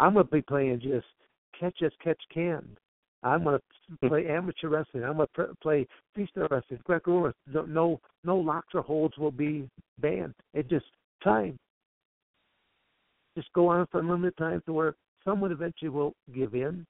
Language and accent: English; Michigan, United States; also born or lived in Coldwater, Michigan; I'm born and raised in Michigan